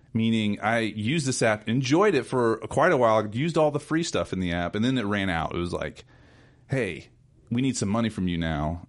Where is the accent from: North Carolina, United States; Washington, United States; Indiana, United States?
North Carolina, United States; North Carolina mountains, United States; growing up in North Carolina. Of course, I grew up in the mountains